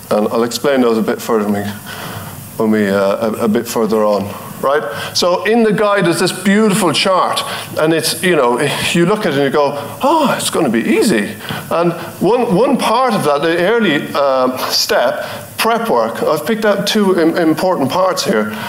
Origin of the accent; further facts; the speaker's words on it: Ireland; I'm from Ireland